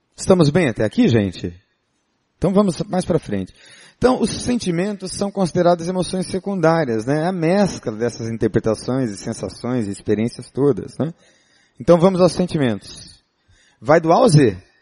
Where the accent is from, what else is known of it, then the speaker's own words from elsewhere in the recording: São Paulo, Brazil; Eu sou paulista, não é? Paulistano, nascido na capital.